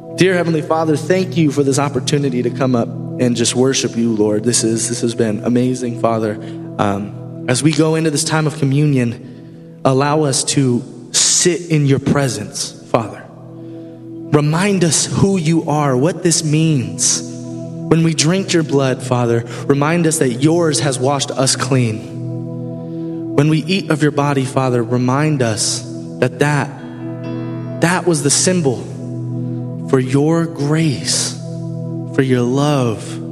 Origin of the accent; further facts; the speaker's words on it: Tampa, Florida, United States; moved away; I'm from Tampa, Florida